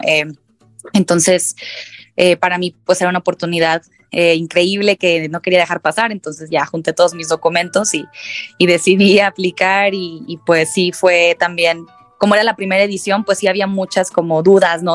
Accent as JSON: {"language": "Spanish", "town": "Monterrey", "region": "Nuevo León", "country": "Mexico", "said": "de Monterrey, Nuevo León"}